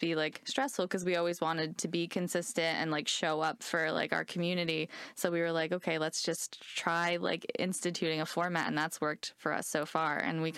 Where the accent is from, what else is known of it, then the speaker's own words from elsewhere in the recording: New Jersey, United States; I grew up in North Jersey